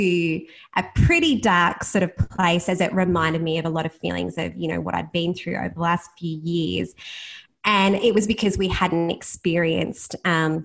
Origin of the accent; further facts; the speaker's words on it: Bannockburn, Victoria, Australia; I grew up in Bannockburn, which is about 20 minutes away from Geelong, in a small country town